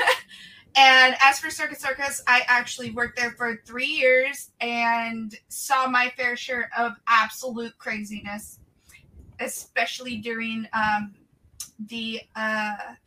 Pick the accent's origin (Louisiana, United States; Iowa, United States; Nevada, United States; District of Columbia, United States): Nevada, United States; Las Vegas; moved away; I was born and raised in Las Vegas